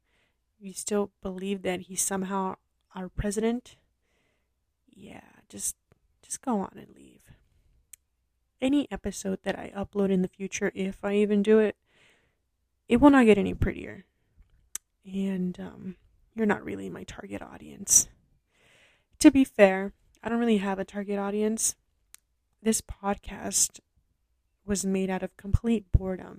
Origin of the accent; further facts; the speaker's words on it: Los Angeles, California, United States; I am from Los Angeles.